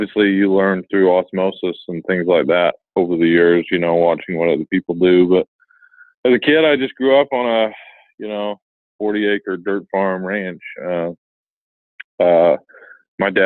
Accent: Utah, United States; I was born and raised in Utah

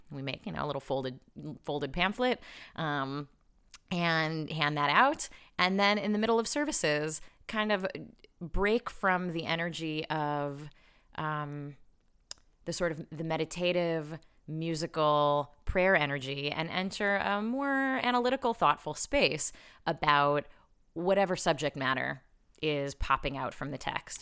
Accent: Chicago, Illinois, United States; I grew up in Chicago, but I moved back here when I was thirty.

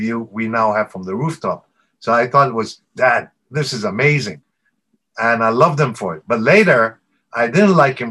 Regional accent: Kobe, Hyogo, Japan; also born or lived in Hong Kong / Singapore; I'm of Indian origin. I was born in Hong Kong and moved to Japan, brought to Japan when I was 3 months old.

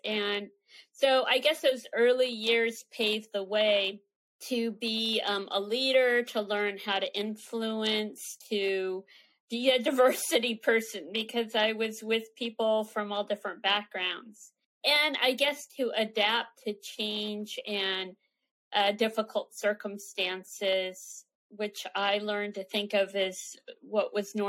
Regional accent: San Francisco, California, United States; born there; Sure. Well, I was born on the Presidio in San Francisco at Letterman Army Hospital. My father was in the service.

